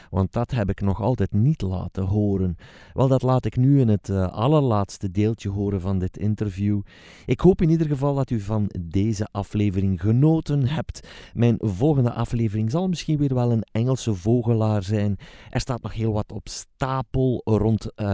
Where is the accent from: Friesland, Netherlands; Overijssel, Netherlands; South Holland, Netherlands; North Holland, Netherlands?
North Holland, Netherlands; Hilversum; wij komen dus uit Hilversum